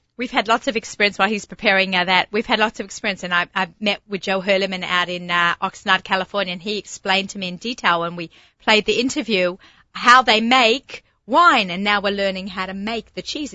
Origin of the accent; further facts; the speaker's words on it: Australia; accent: Australian; my Australian accent